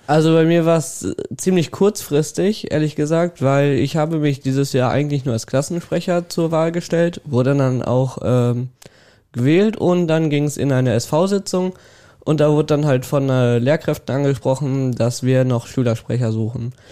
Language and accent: German; Welver, North Rhine-Westphalia, Germany; ich komme aus Borgeln